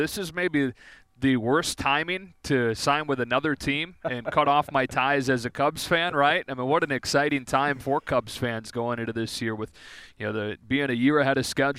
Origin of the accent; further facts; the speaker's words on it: Michigan, United States; I grew up in Michigan, so a lot of people assume that I grew up a Tigers fan, but I actually grew up a Chicago Cubs fan.